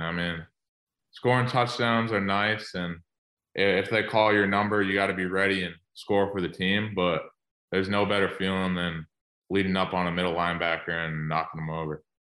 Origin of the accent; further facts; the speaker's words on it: Massachusetts, United States; moved away as an adult; also born or lived in Michigan; I'm from Massachusetts originally